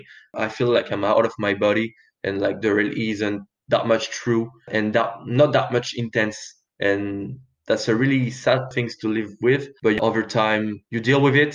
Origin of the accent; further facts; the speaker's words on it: France; I grew up in France with good parents